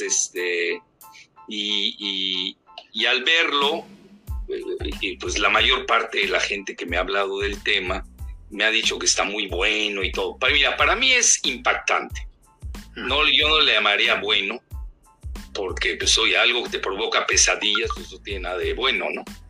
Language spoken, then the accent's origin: Spanish; Yucatán, Mexico; somos adictos los yucatecos